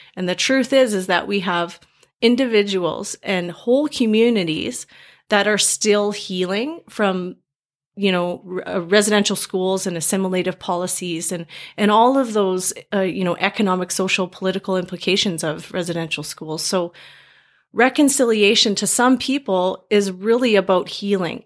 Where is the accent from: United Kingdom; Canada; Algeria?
Canada; Grande Prairie, Alberta; moved away as an adult; also born or lived in Calgary; now in Edmonton, Canada; I was going up to my hometown, Grand Prairie